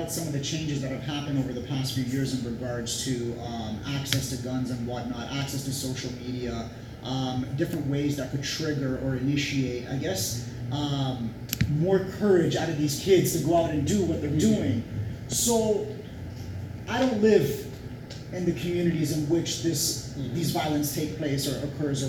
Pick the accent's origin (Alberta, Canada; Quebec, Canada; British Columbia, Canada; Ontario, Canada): Ontario, Canada; Toronto; as a Torontonian, as a Canadian citizen